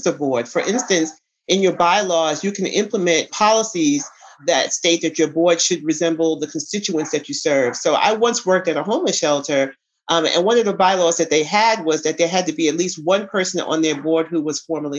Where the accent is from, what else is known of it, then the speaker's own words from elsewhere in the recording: New York City, New York, United States; now in Atlanta, United States; I'm a New Yorker, so I knew the city